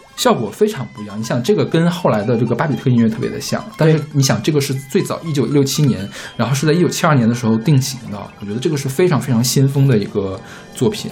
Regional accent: Northeast China, China; moved away; 我是东北人，我们家那边日出特别早

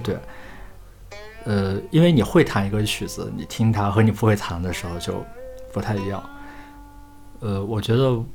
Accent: the Northwest, Northwest China, China; 我是来自西北的人

